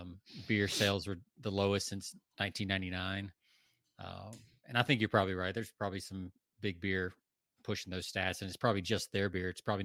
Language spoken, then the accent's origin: English; the South, United States; now in Texas, United States; Jonathan and I grew up in the South.